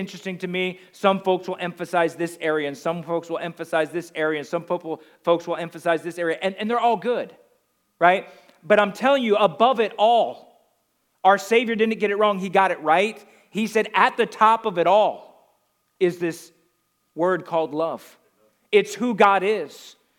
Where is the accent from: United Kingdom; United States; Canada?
United States; the Northeast, New Jersey; I come from the Northeast